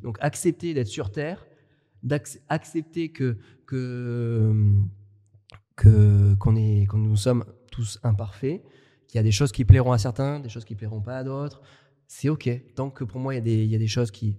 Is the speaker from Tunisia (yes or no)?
no; France; accent: French; j'ai un accent euh, très français. Moi, j'ai du mal à perdre mon accent, que ce soit en espagnol